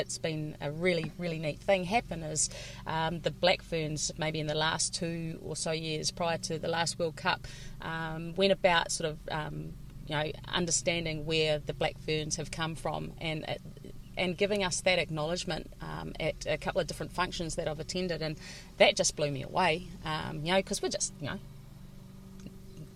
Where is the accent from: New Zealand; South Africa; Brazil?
New Zealand; Tararua, Manawatū-Whanganui; I grew up in Tararua, which was a volunteer covered area